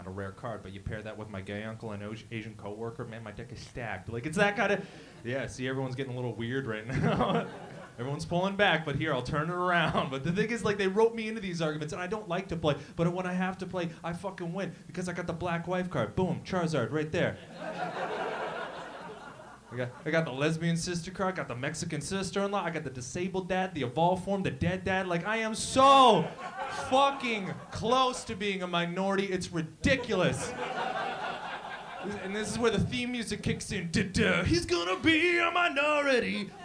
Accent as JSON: {"language": "English", "town": "Windsor", "region": "Ontario", "country": "Canada", "tie": "born or raised there", "moved": "as an adult", "lives_now": "Toronto, Canada", "said": "I moved from Windsor"}